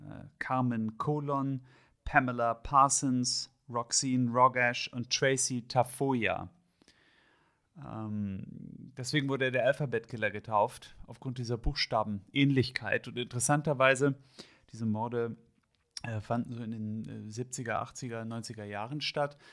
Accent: Hamburg, Germany; ich bin aus Hamburg

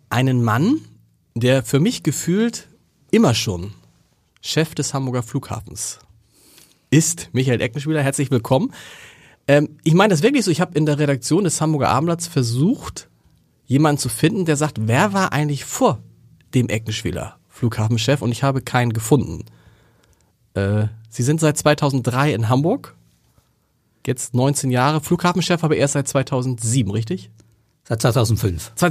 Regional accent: Switzerland; Äh, Als Schweizer, also

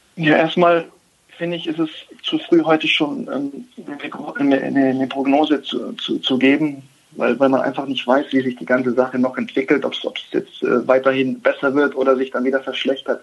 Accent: Germany; wir sind in Deutschland geboren, sind in Deutschland aufgewachsen, haben eine deutsche Mutter.

